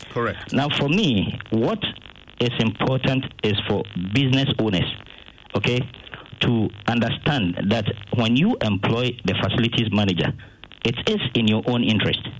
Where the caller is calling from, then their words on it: Abilene, Texas, United States; I'm calling from Abilene.